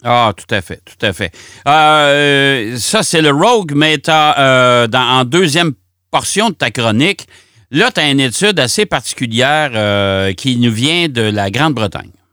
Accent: Quebec, Canada; chez nous au Québec

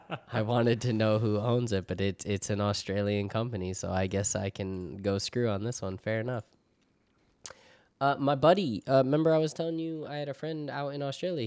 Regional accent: New York, United States; now in Connecticut, United States; I grew up in New York my whole life. Not the city, the upstate.

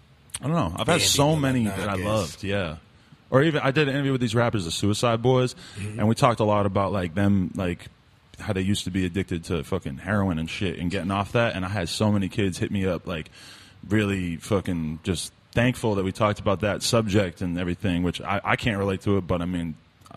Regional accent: Boston, Massachusetts, United States; growing up in the Boston area and stuff, it was like I was into hardcore bands and stuff like that.

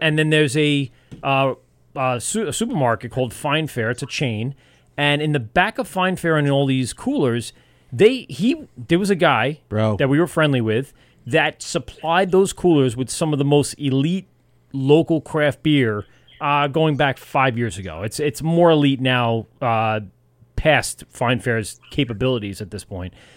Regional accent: Amityville, New York, United States; I grew up in Amityville. I live uh, two towns over

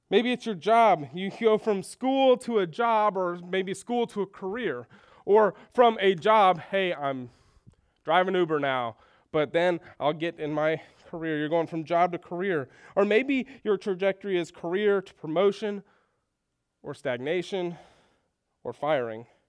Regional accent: Houston, Texas, United States; moved away as an adult; also born or lived in Minnesota; I grew up in Houston and went to school in Minnesota

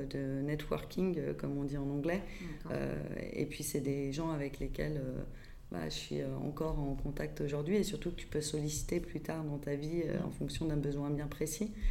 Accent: Paris, Île-de-France, France; born there; Euh, je suis née à Paris, euh, mais je suis de maman euh, lyonnaise qui a grandi à Tassin euh, et d'un père normand et j'ai baroudé un petit peu partout dans le monde

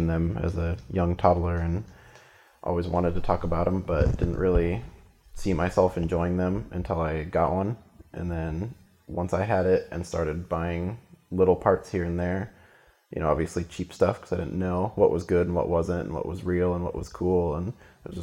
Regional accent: Central Oregon, United States; I grew up in Central Oregon, which gets a lot of snow.

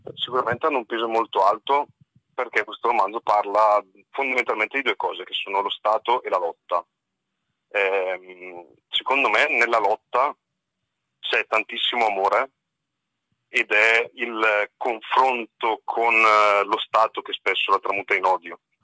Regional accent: Brescia, Lombardy, Italy; io sono di Brescia

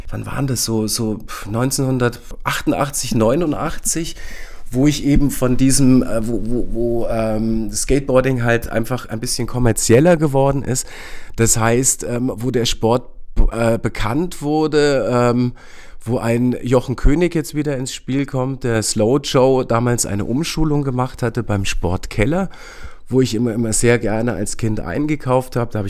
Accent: Berlin, Germany; ich bin in Weißensee aufgewachsen, in dieser Neubausiedlung, in der Rheinhaussiedlung

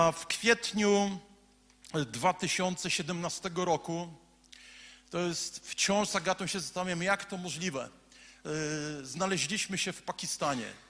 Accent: Słupsk, Pomeranian Voivodeship, Poland; Jestem facetem ze Słupska, z ulicy Piekiełko

